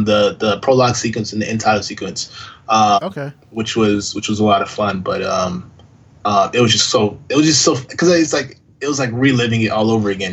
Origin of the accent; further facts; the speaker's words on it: Florida, United States; I grew up in Florida, born and raised